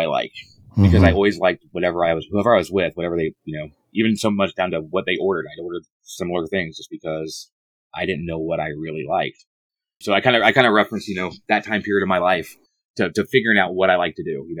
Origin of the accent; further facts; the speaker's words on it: Indiana, United States; moved away as an adult; also born or lived in South Carolina; I grew up in Indiana